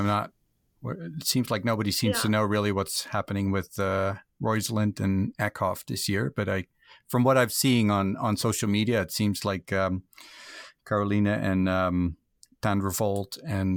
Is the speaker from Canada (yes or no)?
no; Netherlands; moved away; I'm from Holland originally